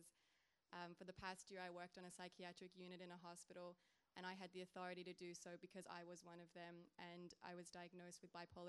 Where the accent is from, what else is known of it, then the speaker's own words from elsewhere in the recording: Australia; I'm from Australia, the land down under.